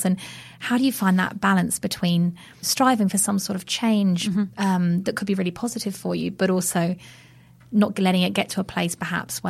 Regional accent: United Kingdom; moved away; I'm a Brit

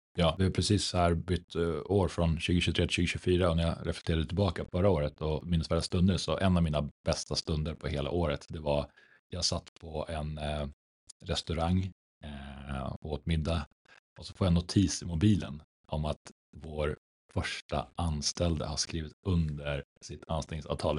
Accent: Umeå, Västerbotten County, Sweden; moved away; född och uppvuxen i Norrland. Om en aningen lägre ner på kartan

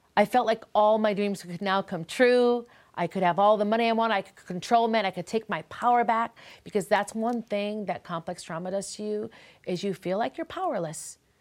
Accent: Minneapolis, Minnesota, United States; I come from Minneapolis

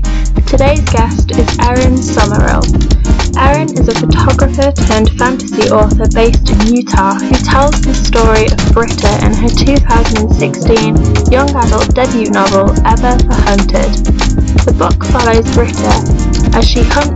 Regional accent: England, United Kingdom; I'm English

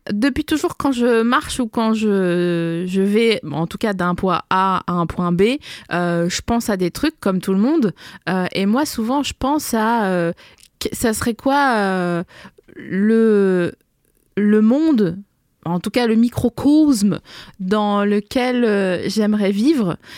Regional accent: Vosges and Alsace, Grand Est, France; moved away as an adult; also born or lived in Lille; je suis née dans les Vosges le 22 février 1984. J'ai grandi entre les Vosges et l'Alsace.

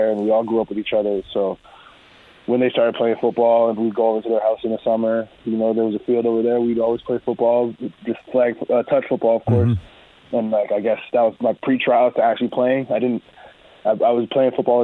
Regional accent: Edmonton, Alberta, Canada; I was born in Canada

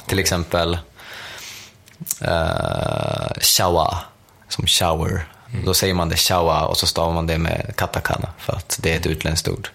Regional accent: Sweden; jag är fortfarande svensk

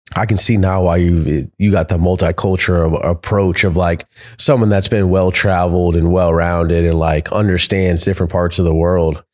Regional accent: Florida, United States; We come from Florida

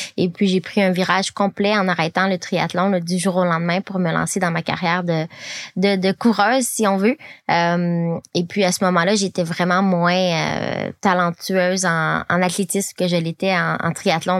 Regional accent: Quebec, Canada; moved away as an adult; also born or lived in California / Colorado / Montreal; now in France; quand j'ai grandi au Québec

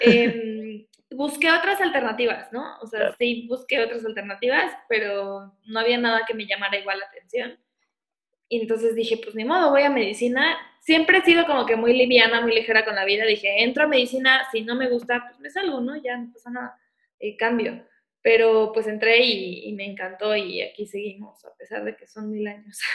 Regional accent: Morelia, Michoacán, Mexico; moved away as an adult; also born or lived in Guadalajara; yo soy de Morelia y me fui a Guadalajara a estudiar

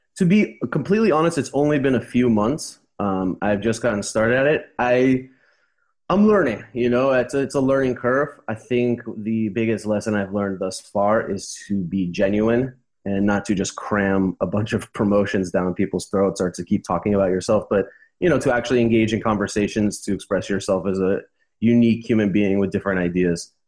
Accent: Los Angeles, California, United States; moved away as an adult; also born or lived in Costa Rica / Uruguay; now in Montevideo, Uruguay; I'm from Los Angeles

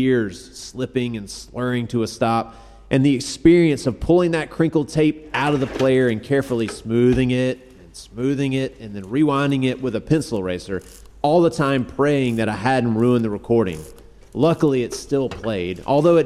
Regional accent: Mississippi, United States; I grew up in Mississippi

